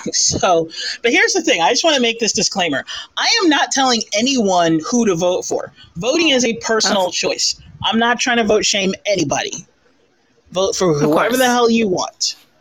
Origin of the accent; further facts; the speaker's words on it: Southern California, United States; I am from Southern California